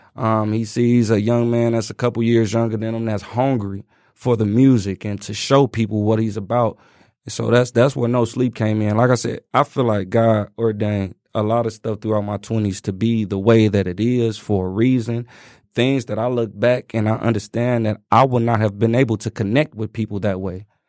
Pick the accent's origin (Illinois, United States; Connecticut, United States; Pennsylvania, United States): Illinois, United States; Chicago; growing up in Chicago.